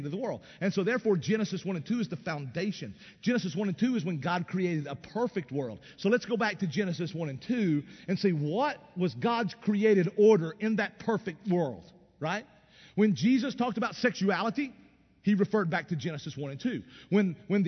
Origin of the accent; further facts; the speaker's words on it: East Tennessee, United States; I grew up in East Tennessee in the Appalachian Mountains